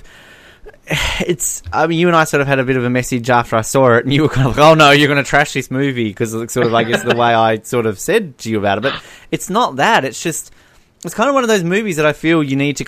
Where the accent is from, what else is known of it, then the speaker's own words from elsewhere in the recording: Australia; I am Australian